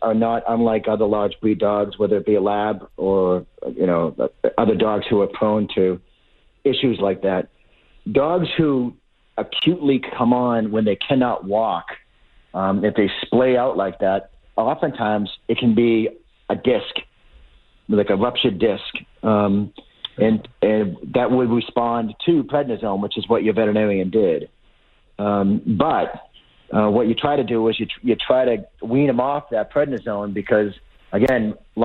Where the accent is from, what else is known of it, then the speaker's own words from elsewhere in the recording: Lowell, Massachusetts, United States; I grew up in Lowell